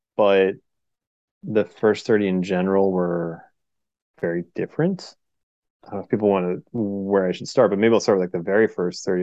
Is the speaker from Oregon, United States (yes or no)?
yes; Portland, Oregon, United States; I'm from Portland, Oregon